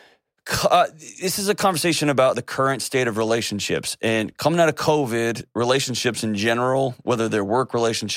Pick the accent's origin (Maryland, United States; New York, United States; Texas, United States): Texas, United States; moved away as an adult; I'm a lifelong Texan. I was born and raised in Texas